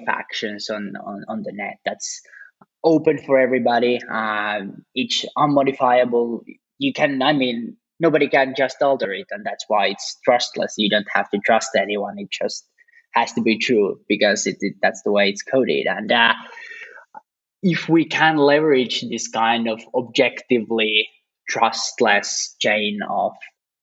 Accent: Finland; I'm actually from Finland

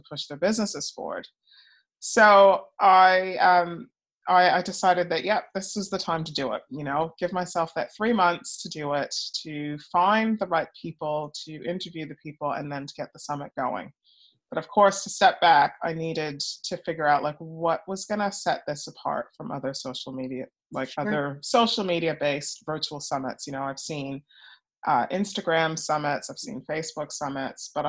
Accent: Montreal, Quebec, Canada; moved away; also born or lived in United States; I'm originally Canadian, so I was born in Canada. Yeah, yeah, Montreal girl.

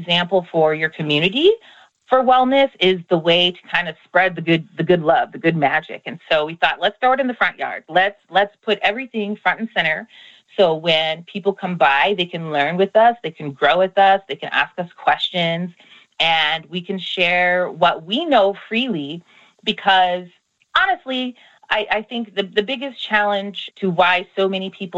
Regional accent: Iowa, United States; moved away as an adult; now in Los Angeles, United States; I grew up in a farming community. I'm originally from Iowa, here in the United States, in the Midwest

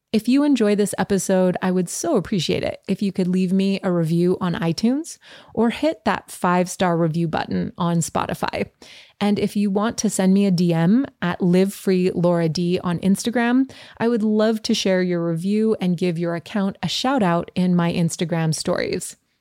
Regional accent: Montreal, Quebec, Canada; I grew up in Montreal.

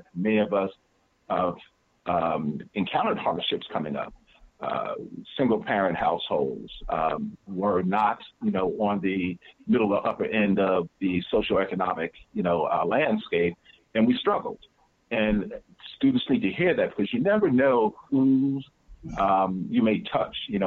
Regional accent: New Jersey, United States; I'm from New Jersey

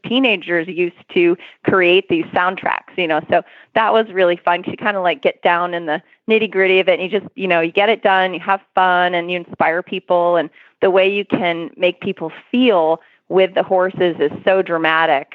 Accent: Maine, United States; now in Florida, United States; I live in Florida now, but I grew up in Maine

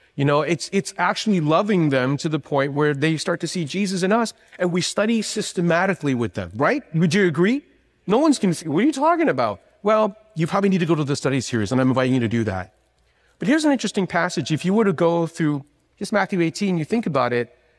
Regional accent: Canada; moved away; I am actually from Canada

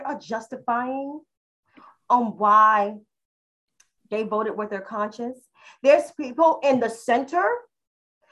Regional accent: New York City, New York, United States; I'm a New Yorker from the city

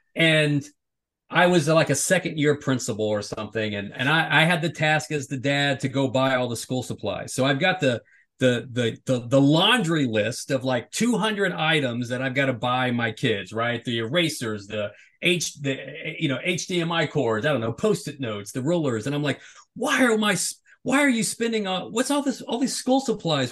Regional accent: the South, United States; growing up in the South

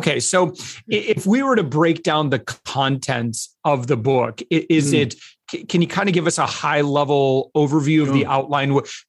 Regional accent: United States; as an American listener

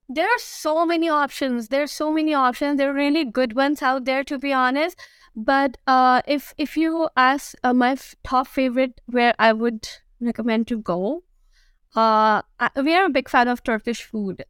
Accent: Karachi, Sindh, Pakistan; moved away as an adult; now in Toronto, Canada; I am born and I'm raised in Karachi

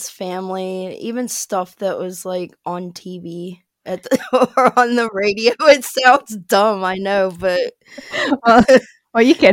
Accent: Ohio, United States; moved away as an adult; now in Birmingham, United Kingdom; I'm originally from a very small town in Ohio. It's like an hour north of Cincinnati. And now I live in Birmingham, England.

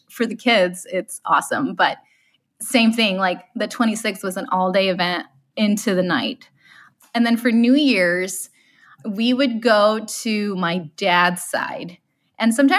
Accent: Monterrey, Nuevo León, Mexico; also born or lived in Colorado; now in Michigan, United States; I grew up in Monterrey, Nuevo León

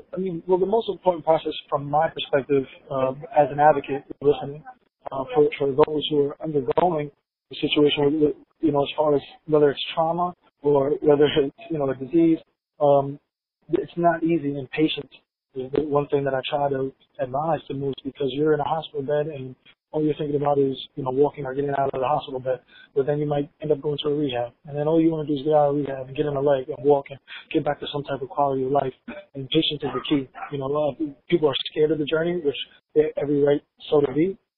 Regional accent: Hempstead, New York, United States; I came from Hempstead, New York, in Long Island

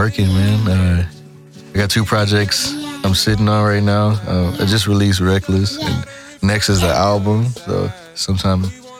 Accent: College Station, Texas, United States; now in Houston, United States; Originally, I'm from College Station, Texas, but I've been in Houston more than I've been in College Station thus far, so... I'm Houstonian, but I'm still from College Station.

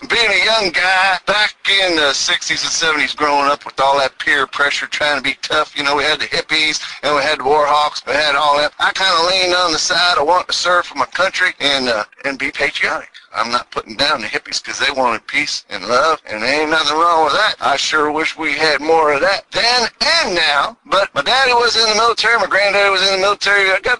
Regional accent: New England, United States; also born or lived in Houston, Texas; I was down in Houston, Texas for 20 years. Can you tell by the accent? I'm originally from New England, but somehow 20 years of the twang got stuck.

